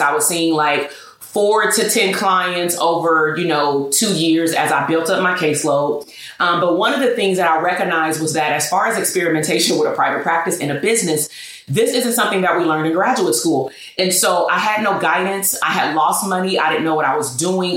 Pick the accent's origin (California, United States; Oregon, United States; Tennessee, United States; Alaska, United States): Oregon, United States; Portland; I was born in Portland, Oregon single parent household, father incarcerated pretty much until, you know, a couple of years ago. Um, grandparents raised me along with my mother